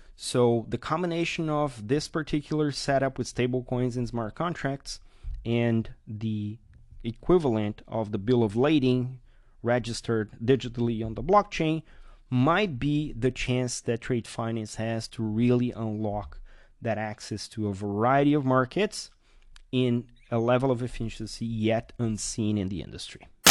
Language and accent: English; Brazil; my home country, Brazil.